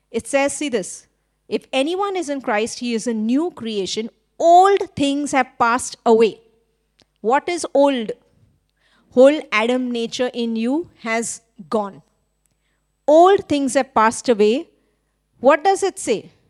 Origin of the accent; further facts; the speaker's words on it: India; now in Sri Lanka; I'm Indian, but in Sri Lanka, because I'm hanging around with so many Sri, Sri Lankans, now I think I'm Sri Lankan, acting like a Sri Lankan. When everything about my nature and passport is actually I'm Indian.